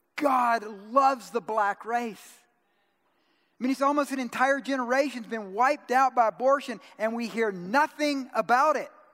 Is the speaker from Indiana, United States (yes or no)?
no; Georgia, United States; I'm from Georgia